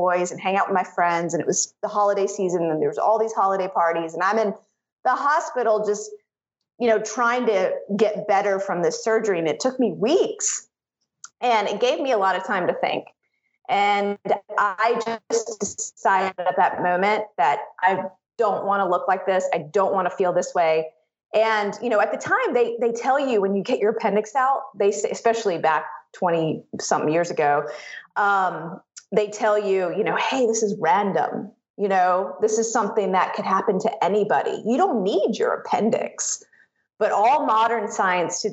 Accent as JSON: {"language": "English", "region": "the South", "country": "United States", "tie": "born or raised there", "said": "growing up in the South, we were one of the only Indian families"}